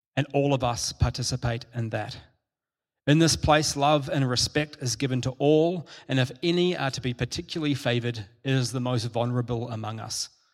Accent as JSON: {"language": "English", "country": "New Zealand", "tie": "born or raised there", "said": "I'm a Kiwi, and um, I grew up with, um, in, in, school, and particularly in primary school, I had lots of Māori friends who are the indigenous people of New Zealand"}